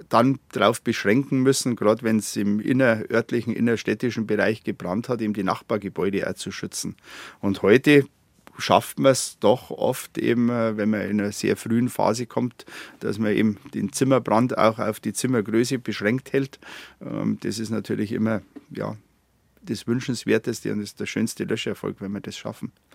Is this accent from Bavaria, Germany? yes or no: yes; Garmisch-Partenkirchen, Bavaria, Germany; meine Heimat wäre Partenkirchen